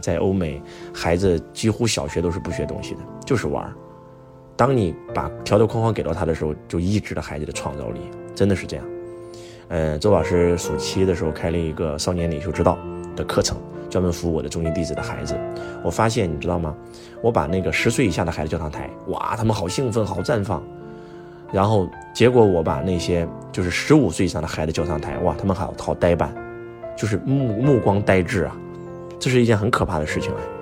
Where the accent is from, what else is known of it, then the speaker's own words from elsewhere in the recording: China; 我们中国人讲中庸之道